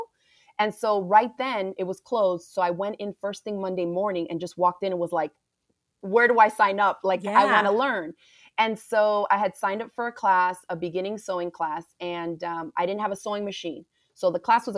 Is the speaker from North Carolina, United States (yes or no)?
no; Miami, Florida, United States; I grew up right in Miami, Florida. My family is from the Caribbean